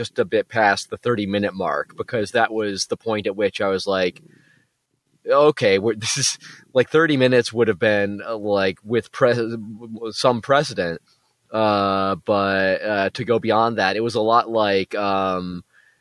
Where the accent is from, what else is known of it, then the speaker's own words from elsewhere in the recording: Phoenix, Arizona, United States; I grew up in Phoenix